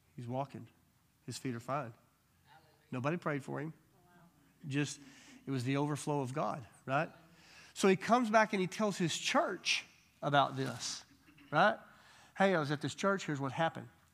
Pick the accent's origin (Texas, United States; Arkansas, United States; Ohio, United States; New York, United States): Arkansas, United States; I'm from Arkansas, you know. We're just Arkansas